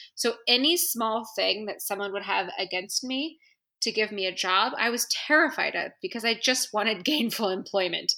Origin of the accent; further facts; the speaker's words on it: San Francisco, California, United States; moved away as an adult; now in Washington, D.C., United States; I'm from San Francisco and I'm from the West Coast, and I'm like hippie born and bred